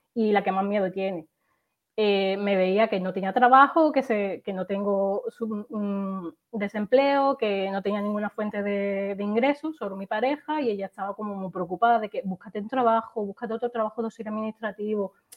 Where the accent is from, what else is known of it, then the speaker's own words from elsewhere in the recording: Seville, Andalusia, Spain; now in Málaga, Spain; yo soy de Sevilla originariamente y vivo en Málaga